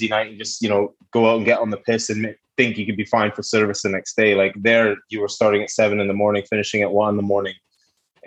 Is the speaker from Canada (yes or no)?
yes; just outside of Vancouver, British Columbia, Canada; moved away; also born or lived in United Kingdom; Yeah, I'm a Vancouver boy. I'm from the West Coast. So born and raised in just outside of Vancouver